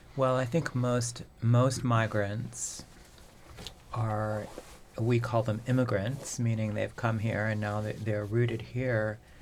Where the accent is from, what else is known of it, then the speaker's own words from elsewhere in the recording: Manitoba, Canada; moved away; I grew up in Manitoba, and in farther north than